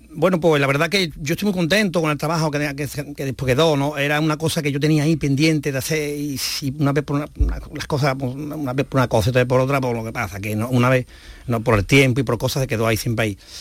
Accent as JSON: {"language": "Spanish", "town": "Las Cabezas de San Juan", "region": "Andalusia", "country": "Spain", "also_born_or_lived": "Los Palacios y Villafranca", "said": "yo soy de las cabezas, vivo las cabezas, que es mi pueblo"}